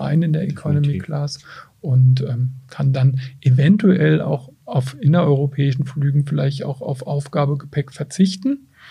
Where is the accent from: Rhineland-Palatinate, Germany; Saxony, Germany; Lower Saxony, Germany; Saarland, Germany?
Rhineland-Palatinate, Germany; Mainz; ich als Mainzer